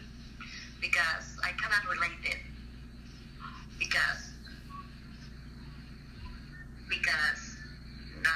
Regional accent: Argentina; moved away as an adult; now in United States; I born in Argentina. I'm from Argentina. I came here to the United States when I was 19 years old.

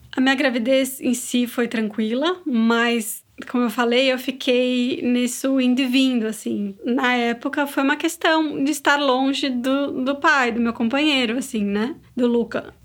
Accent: São Paulo, Brazil; moved away as an adult; now in São Miguel dos Milagres, Brazil; Eu sou de São Paulo, mas moro há 10 anos em Alagoas

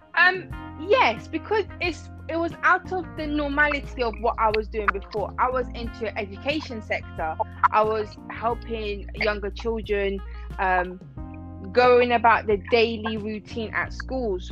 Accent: Iran; now in London, United Kingdom; originally I'm from Iran, but I live in um, London

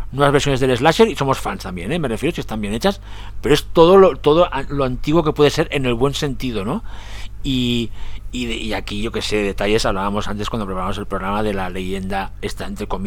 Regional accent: Catalonia, Spain; soy catalán

